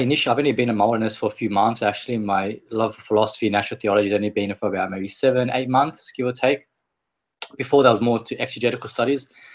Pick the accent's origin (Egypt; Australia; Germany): Australia; Sydney, New South Wales; I'm from Sydney, Australia